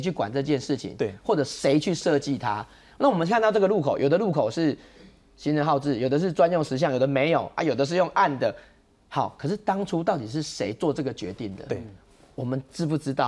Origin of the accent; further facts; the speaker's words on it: Taiwan; 我们台湾人